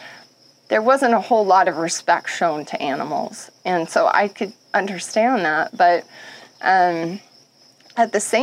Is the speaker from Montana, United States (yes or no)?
yes; Montana, United States; growing up in Montana